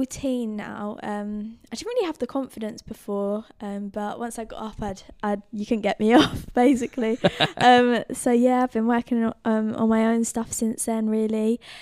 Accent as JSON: {"language": "English", "town": "Brentwood", "region": "East of England", "country": "United Kingdom", "said": "I'm from Hutton in Brentwood, so yeah."}